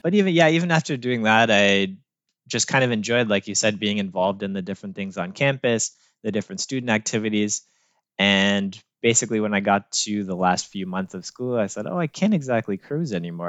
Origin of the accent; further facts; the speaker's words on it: North Bay, Ontario, Canada; moved away as an adult; also born or lived in Ottawa / Toronto; I grew up just outside of North Bay, Ontario